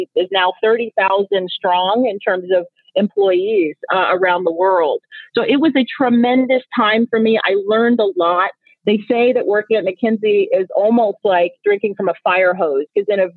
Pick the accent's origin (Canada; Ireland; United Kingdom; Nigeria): Nigeria; first language Igbo; English is a second language; moved away; I'm originally from Nigeria. And I've always loved languages, and I speak my native tongue, which is Igbo